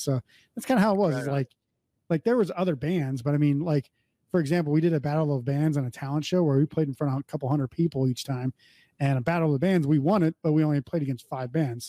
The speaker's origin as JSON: {"language": "English", "region": "North Dakota", "country": "United States", "tie": "born or raised there", "said": "I grew up in North Dakota and I was the only punk band at the time."}